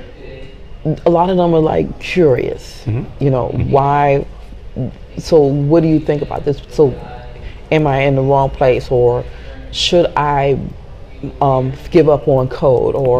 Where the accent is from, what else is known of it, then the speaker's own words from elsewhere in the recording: United States; I'm from United States